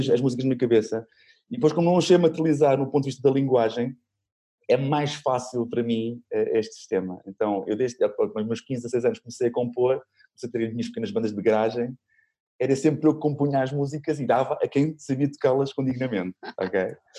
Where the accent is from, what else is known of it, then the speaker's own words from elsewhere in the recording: Lisbon, Portugal; also born or lived in Sintra; Sou de Lisboa, nasci hum. em Sintra, mas, mas sou maioritária. Sou, sou alfacinha